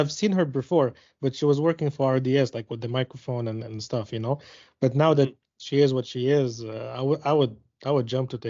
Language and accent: English; Montreal, Quebec, Canada; I'm from Montreal